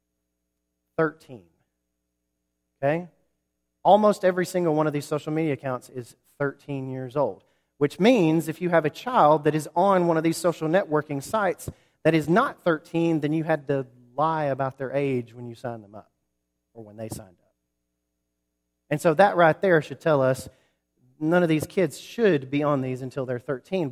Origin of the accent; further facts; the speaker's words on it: Huntsville, Alabama, United States; also born or lived in New Market, Alabama; I grew up in Huntsville, Alabama